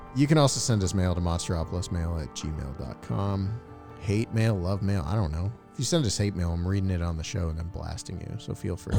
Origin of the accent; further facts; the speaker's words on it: East Coast, United States; I'm from the East Coast too